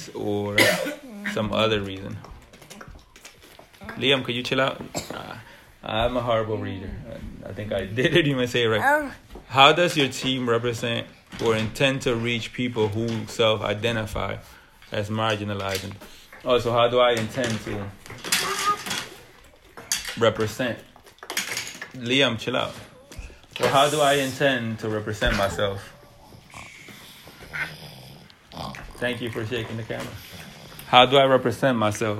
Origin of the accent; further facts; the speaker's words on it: Dominican Republic; I am Dominican, obviously. I was born in the Dominican Republic